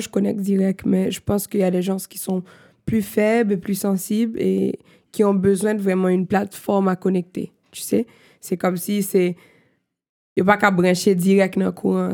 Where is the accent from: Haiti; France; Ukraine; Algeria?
Haiti; first language Haitian Creole, French, English; French is a second language; moved away as an adult; also born or lived in Miami, United States / New York, United States; now in Montreal, Canada; j'ai grandi en Haïti comme mes parents, so je suis haïtienne.